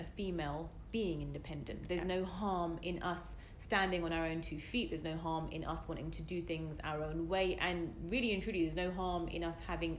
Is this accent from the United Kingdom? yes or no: yes; United Kingdom; I'm as British as can be.